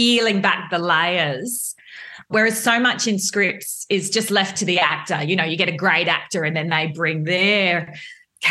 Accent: Melbourne, Victoria, Australia; I'm a Melbourne girl

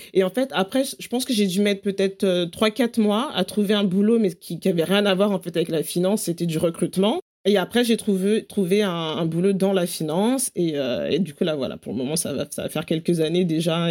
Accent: Paris, Île-de-France, France; accent: French; moved away as an adult; now in London, United Kingdom; Je suis née, j'ai grandi à Paris et en banlieue parisienne

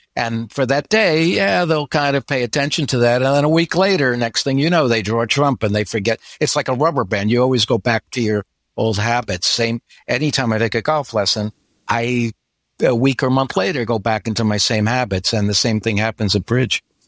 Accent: United States; moved away as an adult; now in Florida, United States; I grew up in the New York area

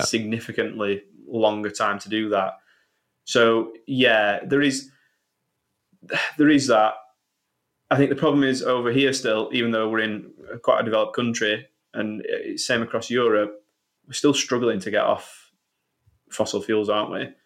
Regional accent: Sheffield, Yorkshire and the Humber, United Kingdom; I'm from Sheffield

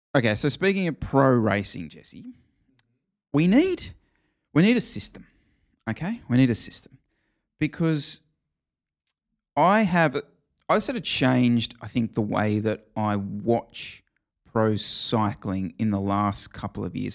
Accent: Australia; as an Australian

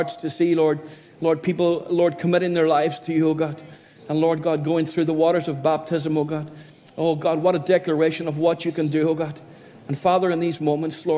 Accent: County Donegal, Ireland; moved away as an adult; now in Derry, United Kingdom; Born and bred in Donegal, a little country area

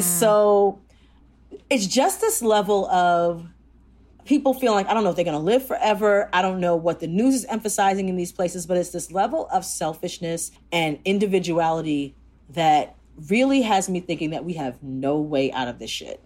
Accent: Jamaica; I'm Jamaican

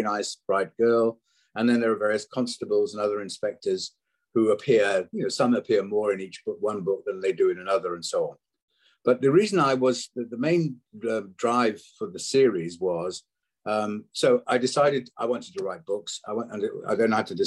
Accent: Wales, United Kingdom; I'm Welsh originally

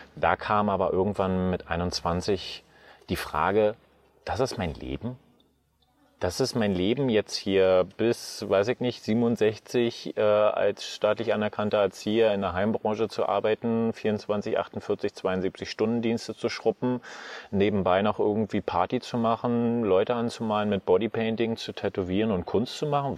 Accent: Märkisch-Oderland, Brandenburg, Germany; moved away as an adult; also born or lived in Frankfurt (Oder) / Berlin / Fürstenwalde; now in Tenerife, Spain; Also ursprünglich geboren in Märkisch-Oderland, groß geworden auch wirklich auf einem kleinen Dorf mit knapp 500 Einwohnern

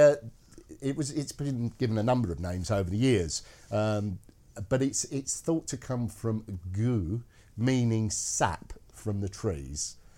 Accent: Scotland, United Kingdom; being Scottish, I can't do the Scottish accent.

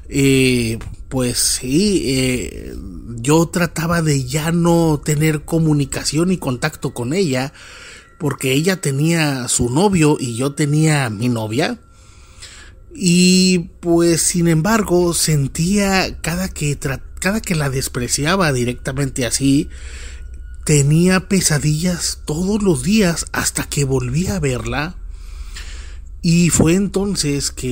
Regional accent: Monterrey, Nuevo León, Mexico; now in Nuevo Laredo, Mexico; Cuando yo llegué, eh, vengo de la ciudad de Monterrey, Nuevo León, llegué a estudiar una carrera que solo se ofrecía en Nuevo Laredo.

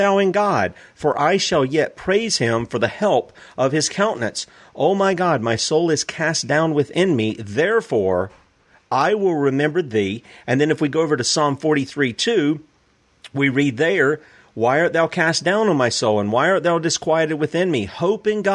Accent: the South, United States; I'm from the South.

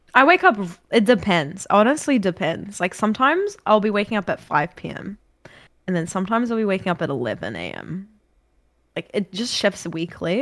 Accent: New Zealand; accent: New Zealand; now in Australia; I've got a New Zealand accent, but my accent's not that strong

